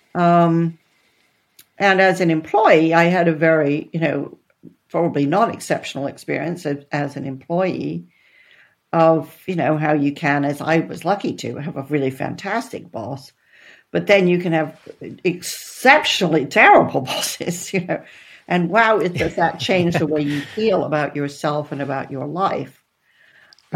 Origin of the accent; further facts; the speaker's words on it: Netherlands; moved away; also born or lived in Texas, United States / Boston, United States; I was born in Texas, but then when I was eight, I moved to the Netherlands.